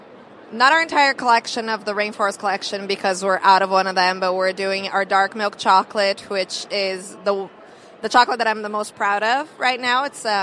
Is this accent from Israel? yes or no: no; Brazil; moved away; I am originally from Brazil